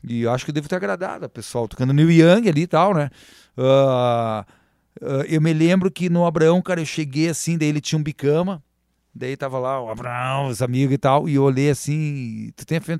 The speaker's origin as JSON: {"language": "Portuguese", "area": "Três Vendas", "region": "Rio Grande do Sul", "country": "Brazil", "said": "eu sou das Três Vendas, eu amo as Três Vendas"}